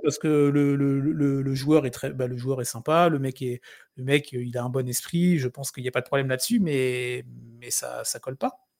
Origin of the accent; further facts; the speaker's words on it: France; on est français